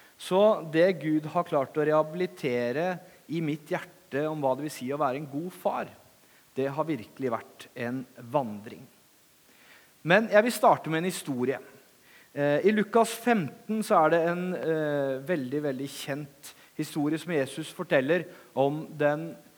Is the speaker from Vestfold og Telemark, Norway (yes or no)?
yes; Langesund, Vestfold og Telemark, Norway; moved away; Når jeg kommer til Kragerø, så begynner jeg å prate litt breiere, for det er fordi jeg er fra Langesund.